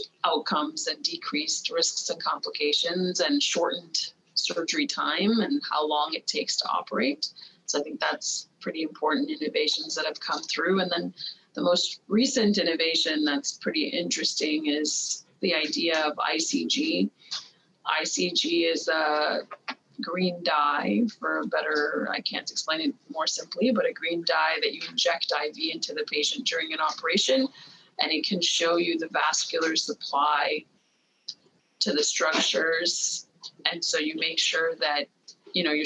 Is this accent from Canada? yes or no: yes; Montreal, Quebec, Canada; I'm from Quebec originally, and I'm from Montreal